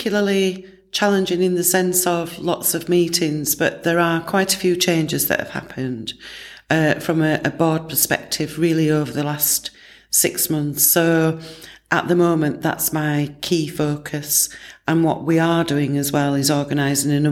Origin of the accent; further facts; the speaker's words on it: Barnsley, Yorkshire and the Humber, United Kingdom; my hometown, which is Barnsley.